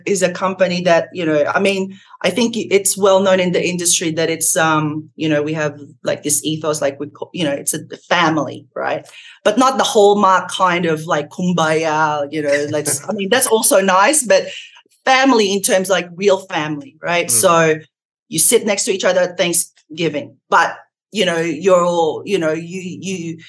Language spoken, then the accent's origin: English; Australia; moved away